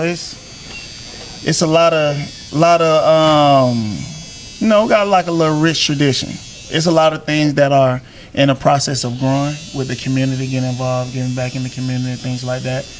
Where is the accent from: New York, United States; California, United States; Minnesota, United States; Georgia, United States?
Georgia, United States; Griffin; small town country boy, born and raised in Griffin, Georgia